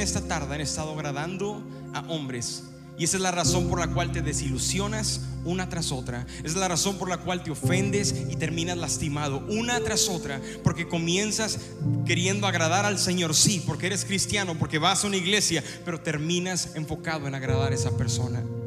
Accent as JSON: {"language": "Spanish", "town": "Ciudad Victoria", "region": "Tamaulipas", "country": "Mexico", "tie": "born or raised there", "moved": "yes", "said": "visitábamos Ciudad Victoria, donde yo nací, entonces la llevé a mi pueblo"}